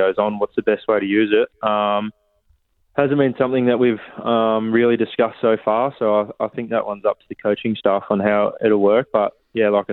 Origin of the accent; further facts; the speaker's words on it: Mount Gambier, South Australia, Australia; moved away as an adult; also born or lived in Glenelg, South Australia; now in Geelong, Australia; I'm from Mount Gambier, which is only probably a four-hour car ride away from Geelong.